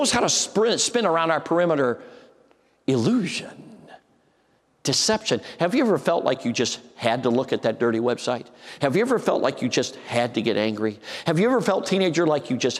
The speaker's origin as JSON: {"language": "English", "town": "Chicago", "region": "Illinois", "country": "United States", "tie": "born or raised there", "said": "I grew up in Chicago"}